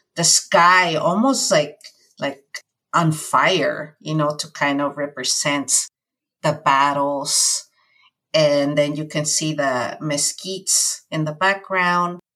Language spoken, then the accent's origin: English; California, United States; also born or lived in Mexico; So I have been here since I was nine and a half and now I'm 46. So I've spent most of my life here in California.